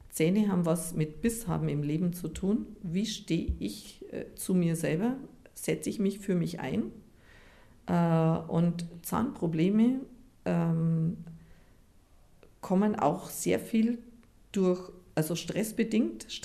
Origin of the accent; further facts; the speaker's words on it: Japan; wir kommen aus Japan und in Japan gibt es so eine Druckpunktmassage